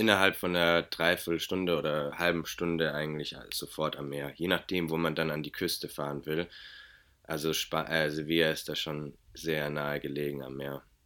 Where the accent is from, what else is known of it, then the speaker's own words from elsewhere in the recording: Germany; ich bin Deutscher